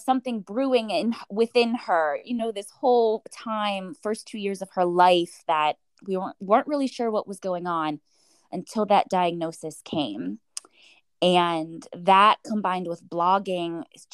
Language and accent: English; Pittsburgh, Pennsylvania, United States; Growing up in Pittsburgh, I did what I thought was normal for every Pittsburgh family